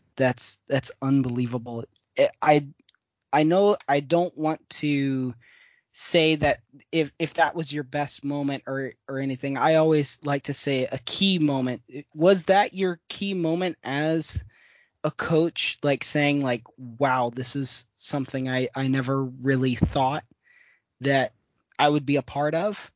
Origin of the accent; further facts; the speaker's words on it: Midwest, United States; I'm even from the Midwest as well.